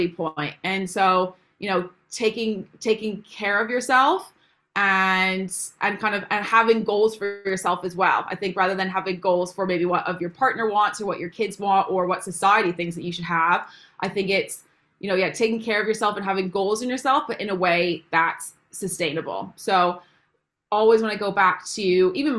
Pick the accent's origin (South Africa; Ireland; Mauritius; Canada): Canada; moved away as an adult; now in England, United Kingdom; if you can't tell by my accent, I'm actually not from England originally. I'm from Canada. So I moved here about 4 years ago